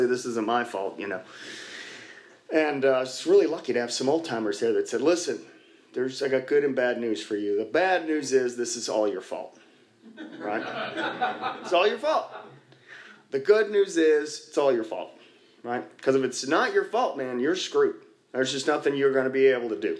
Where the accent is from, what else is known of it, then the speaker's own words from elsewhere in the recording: Dallas, Texas, United States; I grew up here in Dallas, just north of here, a couple miles up near the Galleria before the Galleria was there